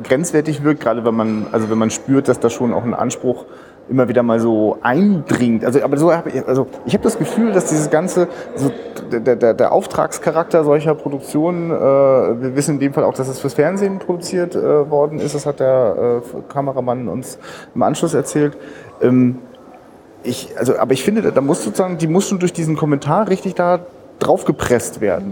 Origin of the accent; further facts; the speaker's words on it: Rostock, Mecklenburg-Vorpommern, Germany; also ich bin selber Rostocker